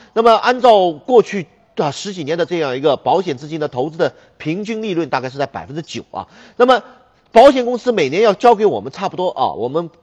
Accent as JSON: {"language": "Chinese", "country": "China", "said": "我们中国人啊， 特别是我们普通老百姓"}